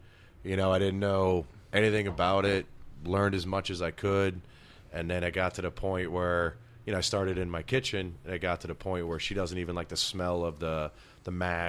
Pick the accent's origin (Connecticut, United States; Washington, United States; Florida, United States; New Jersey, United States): Connecticut, United States; moved away; I came from Connecticut and I moved down here in 98, 99, somewhere around there.